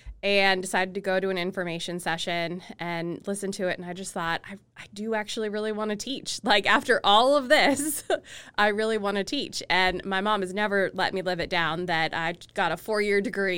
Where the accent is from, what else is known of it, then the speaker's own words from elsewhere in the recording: Cincinnati, Ohio, United States; Yeah, so I'm actually originally from Cincinnati, Ohio.